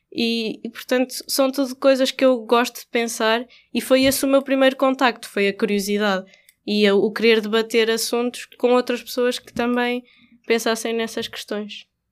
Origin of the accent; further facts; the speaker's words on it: Coimbra, Centro, Portugal; moved away; Conheci aqui o Ricardo na minha cidade natal, Coimbra